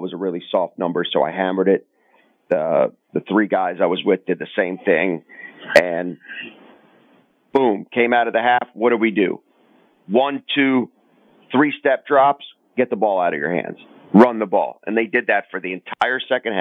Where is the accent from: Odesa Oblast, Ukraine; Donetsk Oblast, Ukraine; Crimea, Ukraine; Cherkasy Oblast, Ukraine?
Crimea, Ukraine; born or raised there; now in Baltimore, United States